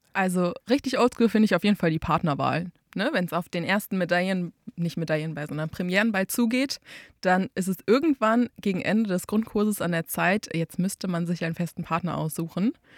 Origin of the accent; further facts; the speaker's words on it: Einbeck, Lower Saxony, Germany; ich komme aus Einbeck und war in Einbeck in der Tanzschule